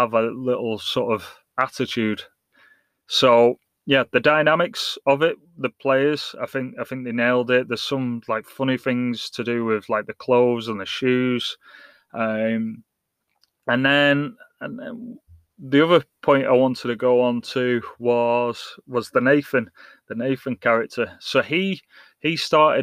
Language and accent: English; England, United Kingdom; now in United States; English and born and raised in England, in the soccer world, and like now in America